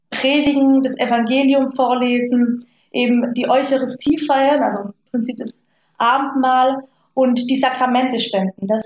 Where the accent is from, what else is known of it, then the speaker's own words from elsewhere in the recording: Lake Constance, Germany; also ich bin aufgewachsen am Bodensee jetzt nicht so katholisch.